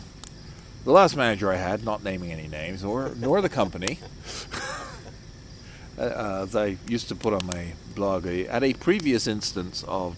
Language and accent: English; United Kingdom; accent: British; also born or lived in Iowa, United States; I still have my British accent, so people liked that.